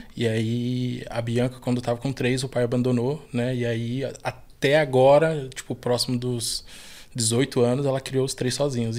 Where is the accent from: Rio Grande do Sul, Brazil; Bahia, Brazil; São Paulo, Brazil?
São Paulo, Brazil; sou da favela Monte Azul, nascido e criado ali